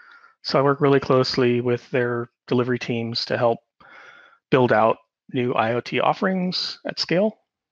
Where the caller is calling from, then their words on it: Sydney, New South Wales, Australia; I'm calling from Sydney, Australia